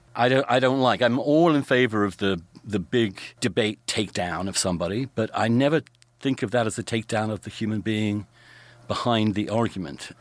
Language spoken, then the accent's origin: English; England, United Kingdom; moved away; growing up in England